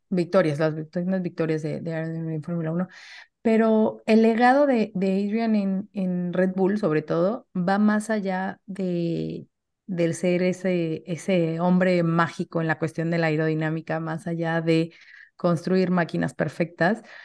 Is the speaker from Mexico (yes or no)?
yes; Mexico; como mexicanos o como latinos